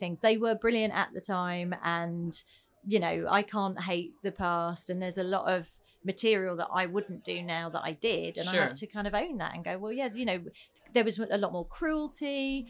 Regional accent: Croydon, London, United Kingdom; also born or lived in Wallington; I was born in Croydon, South London, which I always say, a charming little fishing village.

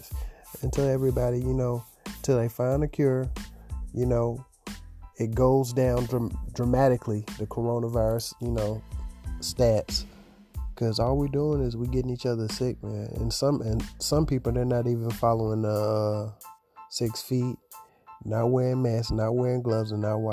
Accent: Augusta, Georgia, United States; I'm from Augusta, Georgia

